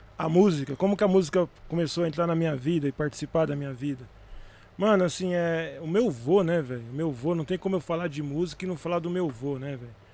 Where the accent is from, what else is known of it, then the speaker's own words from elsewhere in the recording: São Bernardo do Campo, São Paulo, Brazil; Eu sou de São Bernardo do Campo, né? Nascido e criado em São Bernardo, na região do ABC, metropolitana, região metropolitana de São Paulo